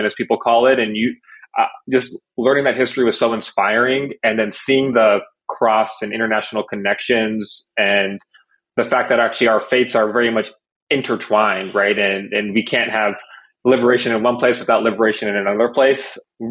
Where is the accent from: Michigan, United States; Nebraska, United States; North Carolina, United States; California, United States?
North Carolina, United States; also born or lived in Toronto, Canada; I'm actually originally from Toronto, Canada, but then I grew up and I went to high school and college in North Carolina